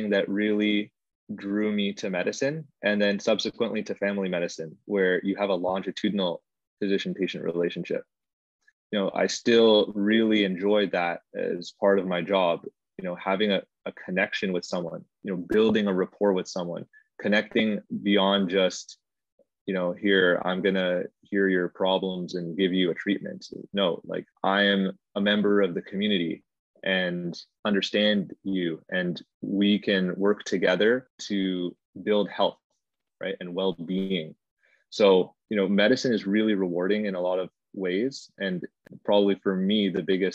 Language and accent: English; Toronto, Ontario, Canada; I grew up in Scarborough